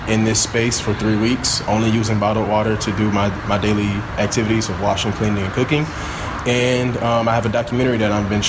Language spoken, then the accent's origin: English; Flint, Michigan, United States; now in Grand Rapids, United States; I am from Flint, Michigan originally. I live here now in Grand Rapids, Michigan